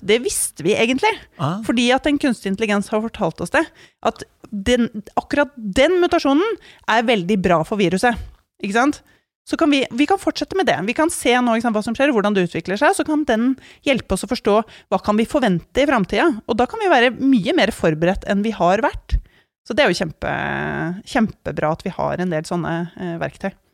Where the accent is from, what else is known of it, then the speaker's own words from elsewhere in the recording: Norway; tilværelsen her hjemme i Norge